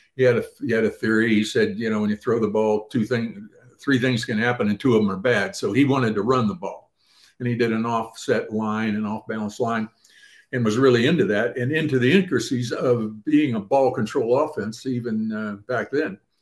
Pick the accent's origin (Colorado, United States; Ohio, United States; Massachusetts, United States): Ohio, United States; I grew up in the Midwest out in Ohio.